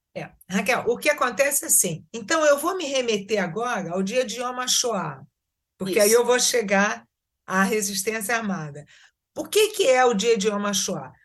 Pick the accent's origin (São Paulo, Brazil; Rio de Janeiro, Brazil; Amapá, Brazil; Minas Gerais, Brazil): Rio de Janeiro, Brazil; moved away as an adult; also born or lived in Israel; now in Tzur Yitzhak, Israel; eu nasci no Brasil, no Rio de Janeiro, fiz toda a minha vida profissional e acadêmica no Rio de Janeiro